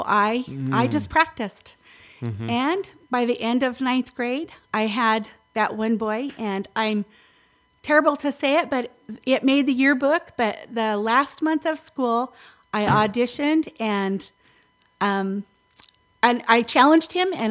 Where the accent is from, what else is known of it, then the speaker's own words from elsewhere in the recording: Winslow, Arizona, United States; growing up in Winslow, Arizona